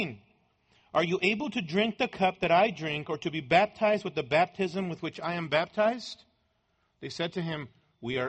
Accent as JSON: {"language": "English", "country": "Mexico", "tie": "born or raised there", "moved": "yes", "said": "as a boy growing up in Mexico"}